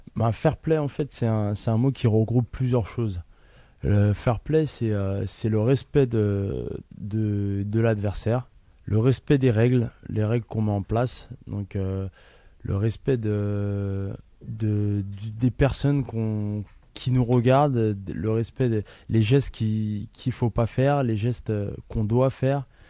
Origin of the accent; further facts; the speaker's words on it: Ivry-sur-Seine, Île-de-France, France; Je suis né à Ivry, dans l'hôpital Jean Rostand